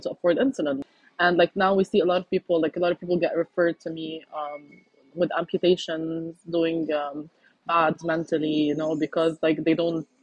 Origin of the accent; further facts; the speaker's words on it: Lebanon; I'm from Lebanon